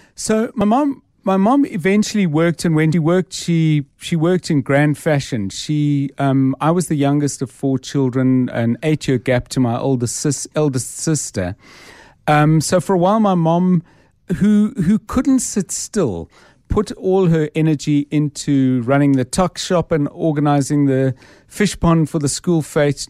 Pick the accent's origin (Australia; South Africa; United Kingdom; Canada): South Africa; Johannesburg, Gauteng; I was born in Johannesburg in nineteen fifty-nine, um, and I grew up and spent my, most of my, well, all my sort of childhood and teen life